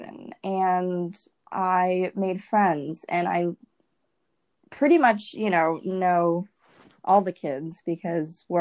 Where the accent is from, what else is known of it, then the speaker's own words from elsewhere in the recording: Williston, Vermont, United States; also born or lived in Lubbock, Texas / Massachusetts; my parents decided to move to Vermont, and we lived in Williston, Vermont, and that shaped me.